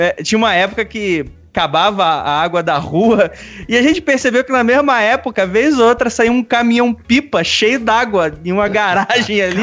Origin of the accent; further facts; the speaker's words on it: Rio de Janeiro, Brazil; now in São Paulo, Brazil; eu saí lá do Rio de Janeiro, que é praticamente, não era interior, né? Mas zona oeste